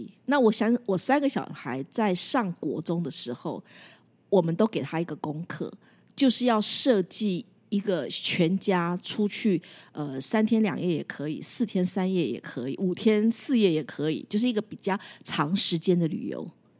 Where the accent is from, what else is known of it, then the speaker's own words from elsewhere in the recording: Taiwan; 只有我们台湾人。